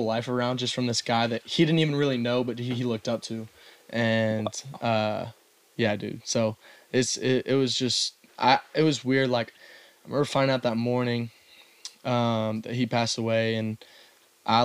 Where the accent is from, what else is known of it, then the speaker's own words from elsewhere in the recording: Austin, Texas, United States; moved away as an adult; I grew up in Austin, Texas